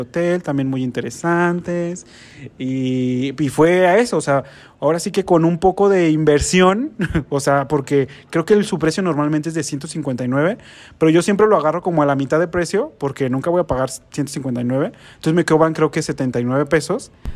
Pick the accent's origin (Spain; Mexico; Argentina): Mexico; Guadalajara, Jalisco; De Guadalajara